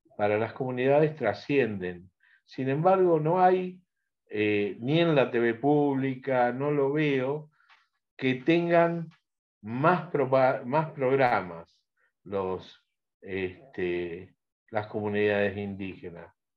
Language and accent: Spanish; Argentina; yo soy argentino